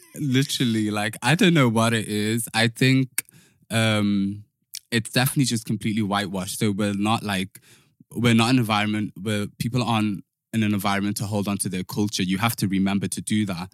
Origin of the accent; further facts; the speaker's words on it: Liverpool, North West England, United Kingdom; moved away; also born or lived in London; growing up in Liverpool, I'm from Toxteth